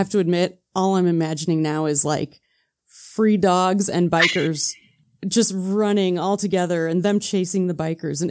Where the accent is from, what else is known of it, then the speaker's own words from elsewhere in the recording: Midwest, United States; I'm from the Midwest